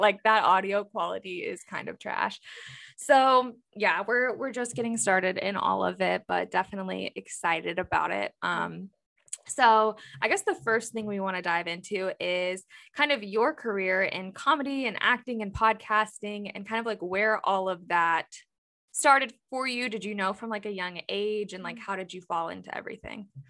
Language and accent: English; Louisville, Kentucky, United States; now in Cincinnati, United States; So I'm in Cincinnati, Ohio, but I'm originally from Louisville, Kentucky.